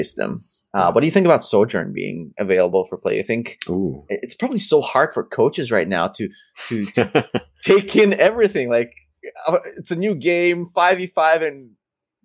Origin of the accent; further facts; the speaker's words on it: Canada; being Canadian